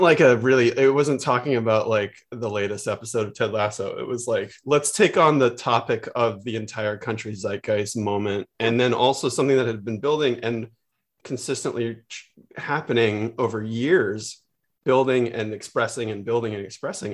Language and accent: English; San Francisco, California, United States; I grew up in the Bay Area